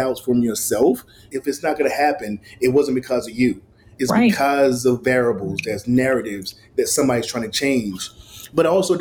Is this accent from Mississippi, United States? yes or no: yes; Mississippi, United States; moved away; growing up in Mississippi